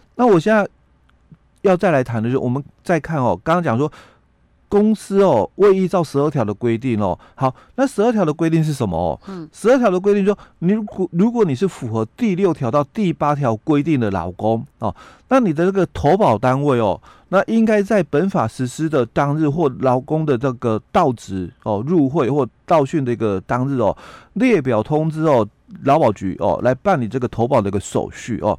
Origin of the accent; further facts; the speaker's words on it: Yilan County, Taiwan; 在我们宜兰这边